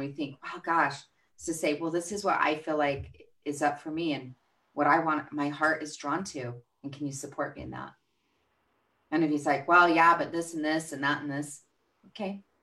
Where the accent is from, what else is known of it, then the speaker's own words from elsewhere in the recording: Albuquerque, New Mexico, United States; Albuquerque, New Mexico.